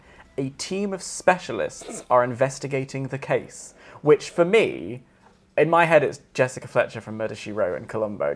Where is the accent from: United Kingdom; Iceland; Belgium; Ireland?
United Kingdom; Warrington, North West England; So I'm from Warrington, which is in between Manchester and Liverpool.